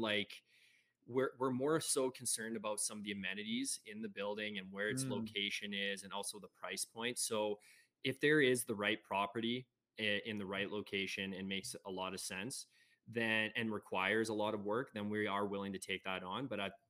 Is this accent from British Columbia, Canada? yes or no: no; Ontario, Canada; now in Alberta, Canada; So I'm actually originally from Ontario. I moved here about 8 years ago now to Alberta.